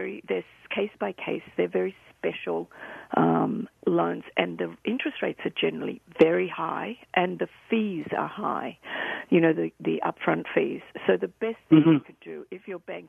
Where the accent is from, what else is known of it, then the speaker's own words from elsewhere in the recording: Melbourne, Victoria, Australia; moved away; I'm from Australia, as you can probably tell, and lived in Victoria.